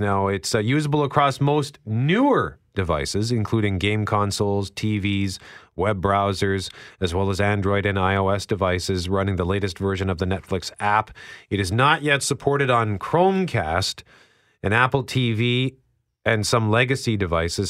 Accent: Winnipeg, Manitoba, Canada; never lived anywhere but Winnipeg

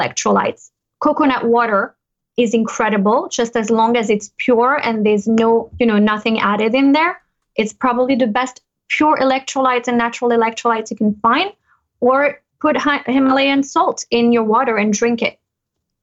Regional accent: United States; born or raised there; moved away as an adult; now in Monaco

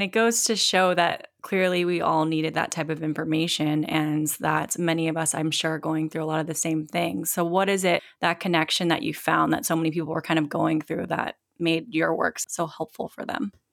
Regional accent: Virginia Beach, Virginia, United States; moved away; my hometown, uh, Virginia Beach

